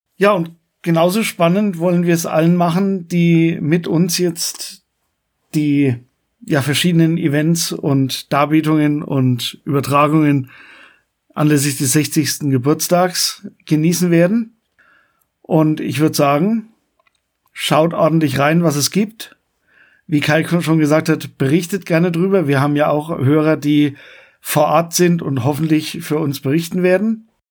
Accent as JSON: {"language": "German", "town": "Coburg", "region": "Bavaria", "country": "Germany", "tie": "born or raised there", "said": "bei uns in Coburg"}